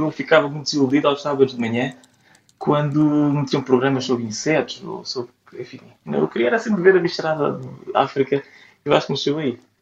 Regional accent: Portugal; also born or lived in Amsterdam / Copenhagen; Como bom português

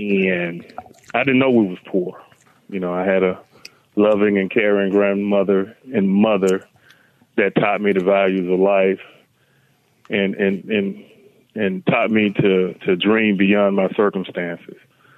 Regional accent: Monroe, Louisiana, United States; Growing up in Louisiana, Monroe, that is, small town, you know, small town feeling. Everybody knew each other. You know, it was a small community.

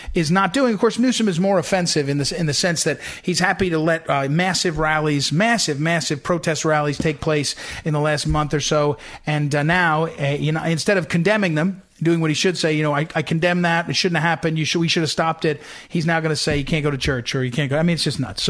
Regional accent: St. Louis, Missouri, United States; moved away as an adult; now in Washington, D.C. area, United States; I consider St. Louis my hometown.

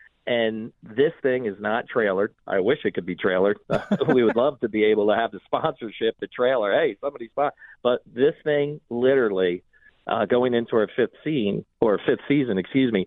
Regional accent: Pennsylvania, United States; I'm from Pennsylvania

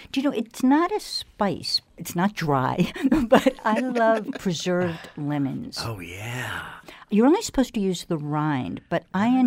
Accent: Connecticut, United States; I'm from Connecticut.

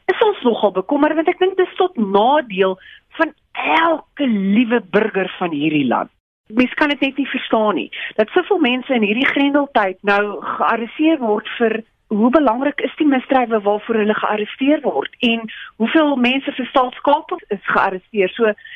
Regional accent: South Africa; ons as Suid-Afrikaners

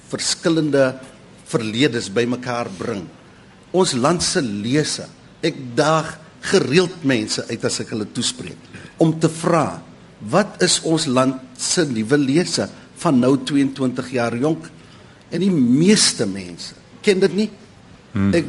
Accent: Durban, KwaZulu-Natal, South Africa; Jy weet ek kom van Durban af en waar ek ook al gaan sien ek eilande.

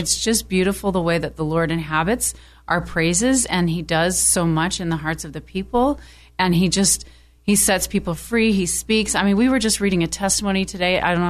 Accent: United States; also born or lived in United Kingdom; now in California, United States; Well, I don't have an accent because I'm American. I lived in the UK for 8 years.

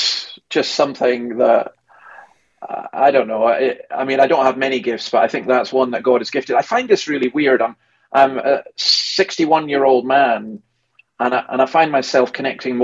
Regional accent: Scotland, United Kingdom; now in Sydney, Australia; As a Scot

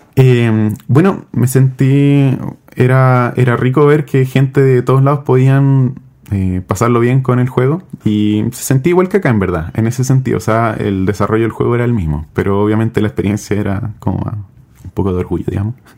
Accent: Chile; De Chile

